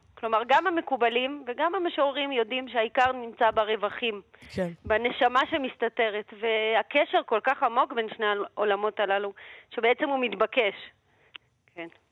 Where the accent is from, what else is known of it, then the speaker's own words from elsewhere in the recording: Moscow, Russia; now in Israel; אני עצמי ילידת מוסקבה